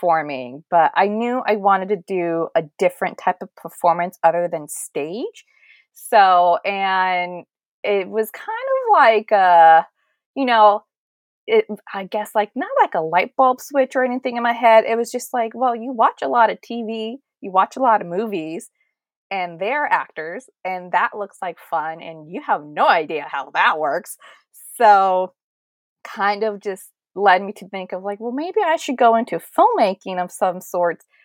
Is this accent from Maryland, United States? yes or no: no; Fremont, California, United States; I am from Fremont, California, or, you know, the Bay Area